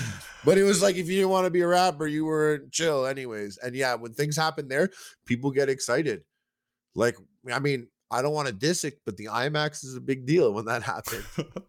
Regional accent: Quebec, Canada; just like this suburb, English-speaking suburb, like a little outside of Montreal.

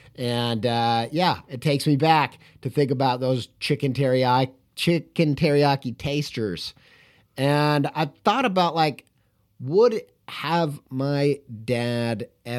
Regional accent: Indiana, United States; Longtime listeners will know I grew up in Indiana. I lived all over the place, really, but probably in my childhood spent the most time living in Indiana and the southern half of Indiana.

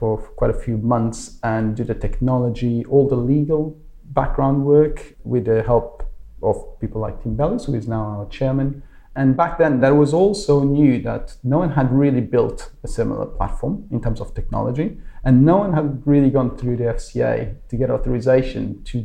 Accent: Lisbon, Portugal; moved away as an adult; now in London, United Kingdom; So I'm Portuguese. I was born and raised in Lisbon, where I studied an engineering degree, and then eventually moved to the UK about 14 years ago

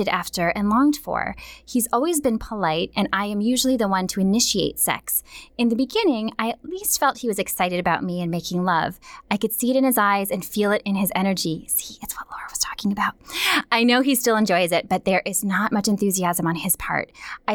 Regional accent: Minnesota, United States; Growing up in Minnesota

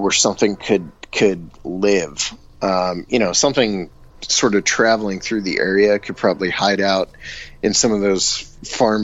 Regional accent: Bolivar, Ohio, United States; I grew up in Bolivar

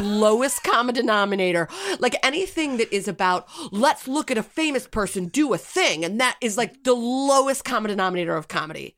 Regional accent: United States; as an American

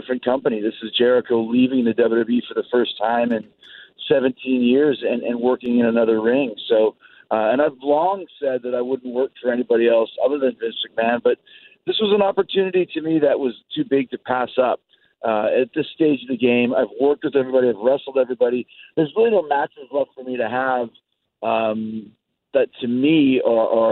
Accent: Winnipeg, Manitoba, Canada; I'm really, really proud of the fact that I grew up in Winnipeg

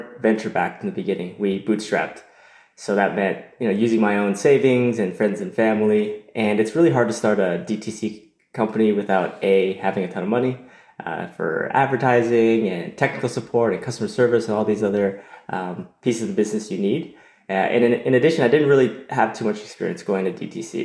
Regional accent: Toronto, Ontario, Canada; I was born and raised in Toronto, in Canada

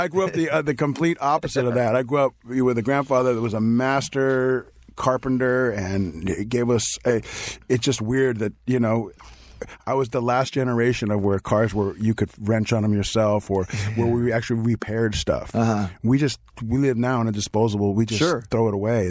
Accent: New York, United States; also born or lived in Reseda, California; now in Los Angeles, United States; being a New Yorker who lived in LA most of his life

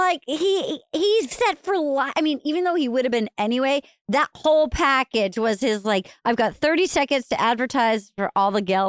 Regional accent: Fall River, Massachusetts, United States; I was born in Fall River.

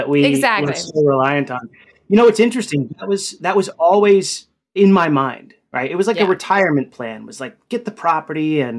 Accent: Fort Worth, Texas, United States; Which is my, it's in my home state, Texas.

